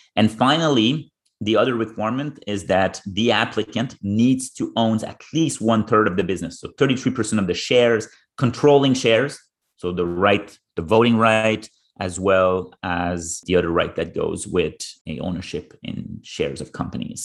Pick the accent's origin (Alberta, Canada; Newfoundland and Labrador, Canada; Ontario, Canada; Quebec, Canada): Ontario, Canada; Ottawa region; moved away; growing up in the Ottawa region